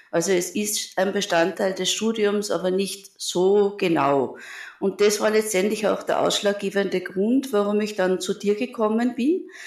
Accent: Linz, Upper Austria, Austria; born there; also born or lived in Vienna; Also ich bin Apothekerin, ich bin in Linz geboren, habe in Wien dann Pharmazie studiert und arbeite jetzt mehr, seit mehr als einem Vierteljahrhundert in Linz in einer öffentlichen Apotheke.

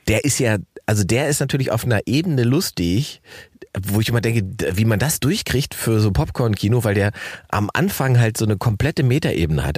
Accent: Salzwedel, Saxony-Anhalt, Germany; moved away; Salzwedel, meine Heimatstadt

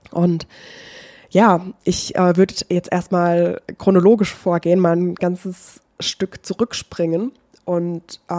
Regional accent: Baden-Württemberg, Germany; ich bin aber von meiner Heimatstadt, das ist Nähe Heidelberg gewesen, äh, beziehungsweise Stadt, es ist keine Stadt, es ist ein kleines Dorf.

